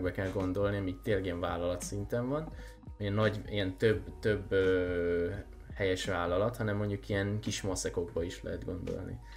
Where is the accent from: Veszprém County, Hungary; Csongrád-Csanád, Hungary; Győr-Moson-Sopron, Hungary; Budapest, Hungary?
Győr-Moson-Sopron, Hungary; Sopron; Anyám, én is Soproni